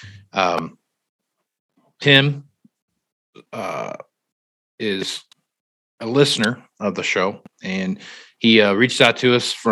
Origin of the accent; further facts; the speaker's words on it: East Coast, United States; I'm from the East Coast